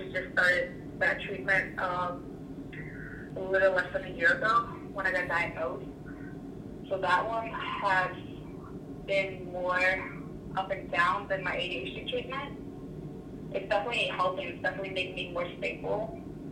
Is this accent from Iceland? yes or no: yes; Iceland; moved away as an adult; now in United States; I'm from Iceland, and I came to the U.S. about almost 6 years ago to do my undergraduate degree